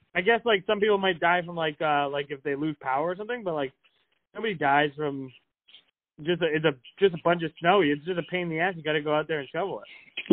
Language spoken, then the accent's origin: English; New England, United States; I'm from New England, and I'm like, a, I'm a fast talker, even for someone from New England